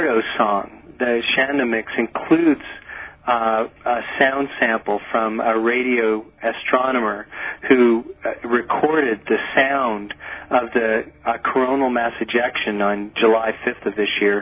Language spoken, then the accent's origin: English; Nova Scotia, Canada; when I was a boy, I grew up in Nova Scotia in Canada